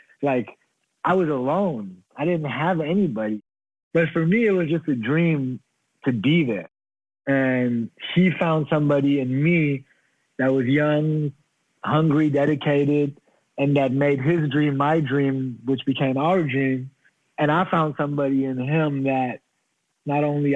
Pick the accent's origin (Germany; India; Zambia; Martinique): Germany; moved away as an adult; now in United States; I grew up in Germany.